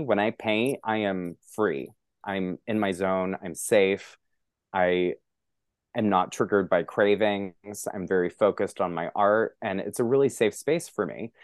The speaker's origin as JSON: {"language": "English", "region": "Montana", "country": "United States", "tie": "born or raised there", "moved": "as an adult", "lives_now": "New York City, United States", "said": "I'm a very openly gay man growing up in Montana"}